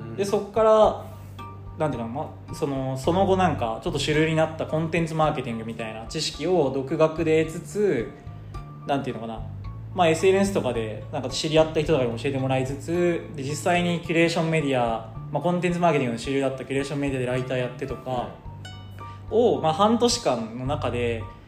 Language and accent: Japanese; Kochi, Japan; moved away as an adult; also born or lived in Kansai; now in Tokyo, Japan; 地元の高知から関西出てきて